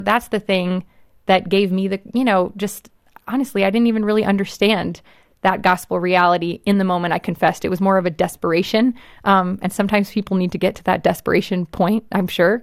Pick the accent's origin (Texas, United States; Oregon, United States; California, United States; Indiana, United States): California, United States; Los Angeles; I grew up in Hollywood